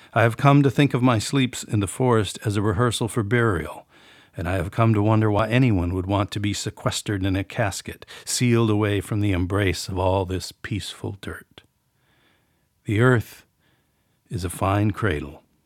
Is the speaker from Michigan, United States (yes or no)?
no; New Auburn, Wisconsin, United States; the village of New Auburn, Wisconsin, my hometown